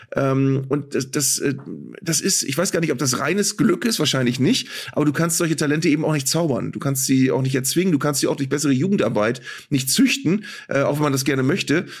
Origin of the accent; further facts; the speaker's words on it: Northern Germany, Germany; als Norddeutscher